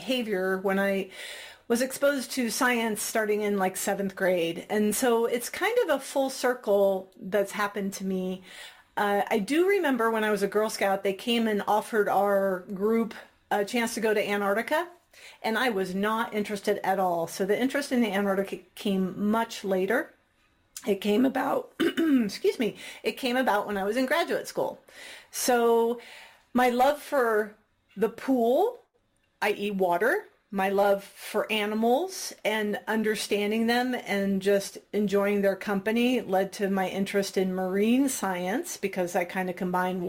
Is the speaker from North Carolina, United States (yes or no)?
no; Missouri, United States; I grew up in Missouri